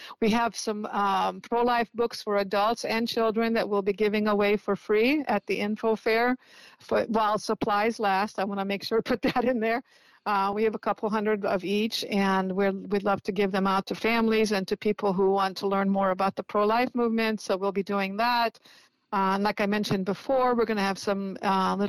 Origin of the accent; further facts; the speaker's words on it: Indiana, United States; now in San Francisco, United States; Even when I was a little child, you know, living in Indiana